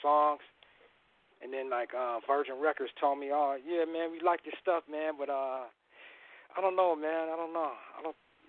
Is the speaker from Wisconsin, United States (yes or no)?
yes; Madison, Wisconsin, United States; now in Riverside, United States; I'm from the Midwest. I'm from Madison, Wisconsin. But I touched out here like in the '80s